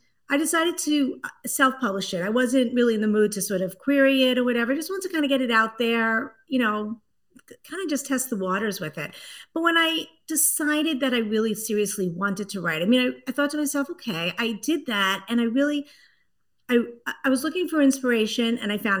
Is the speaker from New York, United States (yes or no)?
yes; New York City, New York, United States; accent: Brooklyn; moved away as an adult; also born or lived in Washington, D.C. / Boston, Massachusetts; now in Hull, United States; I grew up in Brooklyn, New York.